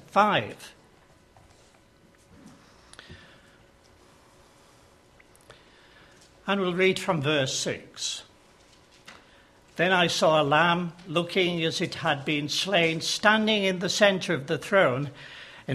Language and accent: English; Yorkshire and the Humber, United Kingdom; accent: Yorkshire; As you can tell from my accent, I'm not a Devonian. I come from Yorkshire